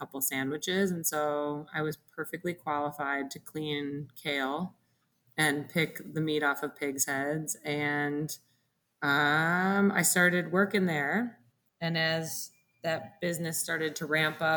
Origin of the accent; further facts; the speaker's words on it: Detroit, Michigan, United States; moved away as an adult; also born or lived in Dominican Republic; now in Milwaukee, United States; I'm from Detroit originally, but was in the Dominican.